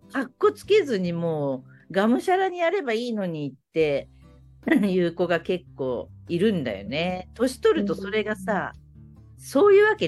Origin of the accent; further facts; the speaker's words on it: Kansai, Japan; いや、関西人としては美味しいですよ。